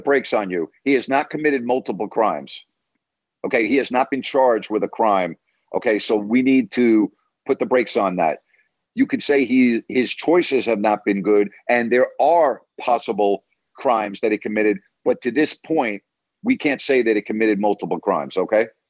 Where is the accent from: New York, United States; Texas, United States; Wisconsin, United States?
New York, United States; Long Island; I actually grew up in a community on Long Island that had a very high Jewish population